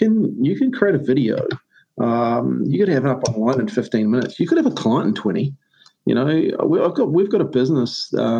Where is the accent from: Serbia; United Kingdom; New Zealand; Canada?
New Zealand; I'm a Kiwi bloke, traditional, you know, rugby, racing and beer and stuff